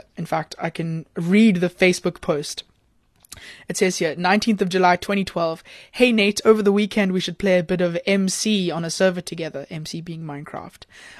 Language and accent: English; Cape Town, Western Cape, South Africa; I'm from Cape Town.